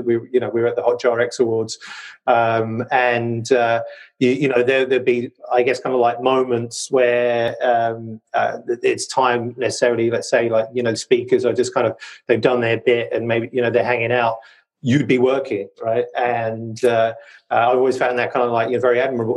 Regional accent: United Kingdom; my British genes

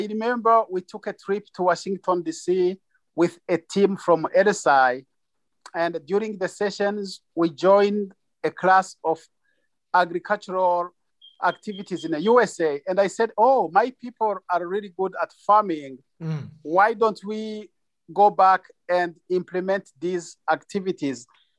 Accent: Burundi; also born or lived in Tanzania; now in United States; We are originally from Burundi, but we fled to Tanzania and we could not survive without farming there.

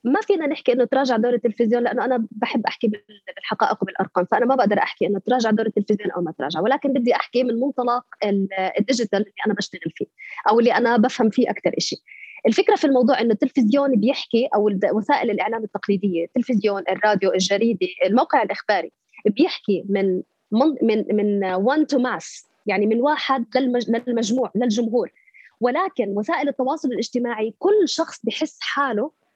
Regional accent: Palestine; لنطالب بحقنا كفلسطينيين

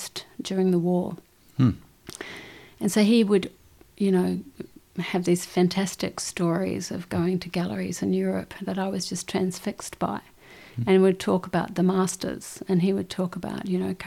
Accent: Christchurch, Canterbury, New Zealand; moved away as an adult; also born or lived in Dunedin, New Zealand / Indonesia; I was born in Dunedin, in obviously New Zealand. Moved to Christchurch when I was about 8 or 9. And grew up in Christchurch, left Christchurch when I was 19

